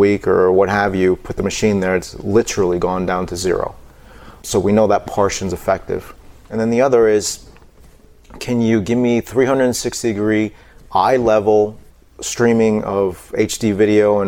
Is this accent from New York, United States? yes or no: yes; New York City, New York, United States; I was born in New York City. Someone hit my town on 9/11